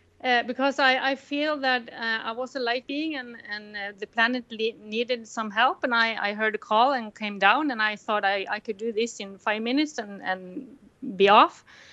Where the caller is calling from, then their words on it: Mandal, Agder, Norway; I'm calling from Mandal, Norway. It's in the southest town in Norway, facing Denmark.